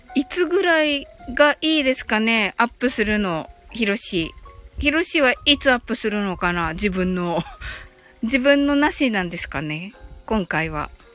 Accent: Kyushu, Japan; 九州人なんで

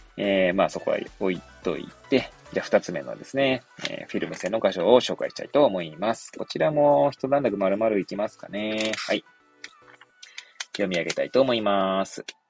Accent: Hachioji, Tokyo, Japan; 私、出身はですね、まあ、東京都八王子市生まれなんですけれども

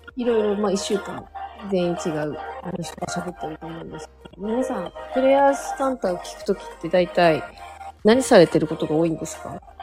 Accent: Hokkaido, Japan; 私北海道出身なんですけど

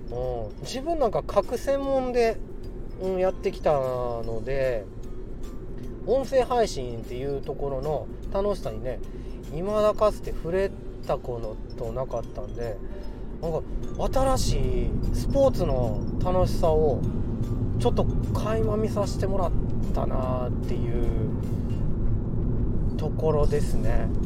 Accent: Kansai, Japan; accent: Kansai; moved away; 僕関西人もともと関西人でついにね関西にいる時間よりもちょっと関西から出た時間の方が長いんでもう最近関西弁抜けちゃってて困ってるんですけど

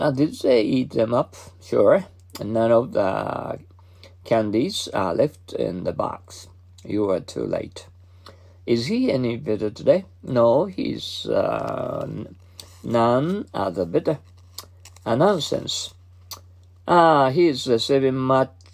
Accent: Mie, Japan; English is a second language; now in Kobe, Japan; I've just uh, come from my hometown

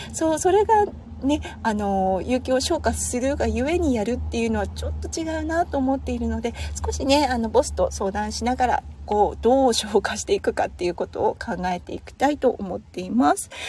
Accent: Tohoku, Japan; now in Australia; 東北出身なので、あまり台風が身近に子供の頃はなかったんですよね。

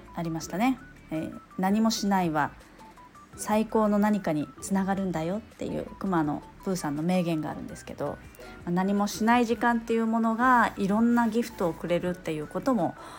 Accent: Hokkaido, Japan; 私、北海道なんですよ。

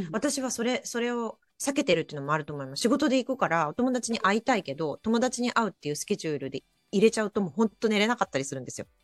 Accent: Japan; moved away as an adult; now in Vancouver, Canada; 日本で生まれ育った

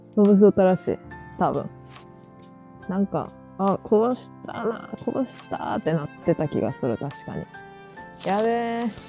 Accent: Mie, Japan; accent: Mie dialect

